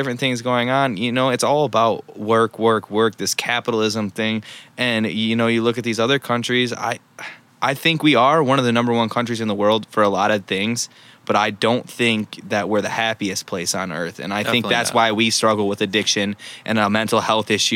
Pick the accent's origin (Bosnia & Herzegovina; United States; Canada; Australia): United States; I love being American